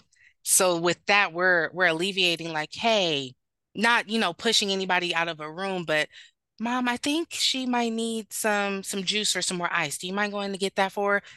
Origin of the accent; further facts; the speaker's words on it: Sacramento, California, United States; moved away as an adult; also born or lived in North Carolina; I am originally from Sacramento, California, where I'm currently based at.